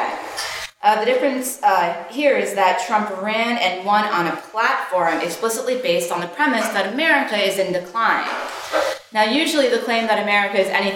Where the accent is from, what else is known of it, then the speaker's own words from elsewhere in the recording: Canada; moved away as an adult; now in United States; I, as many of you know, am Canadian, but have been living in the States for a number of years